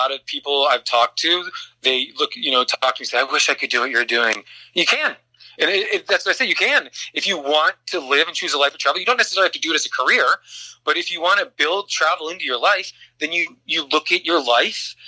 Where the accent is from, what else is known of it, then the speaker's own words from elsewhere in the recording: Chicago, Illinois, United States; moved away; I'm from the Midwest. I'm from the Chicagoland area.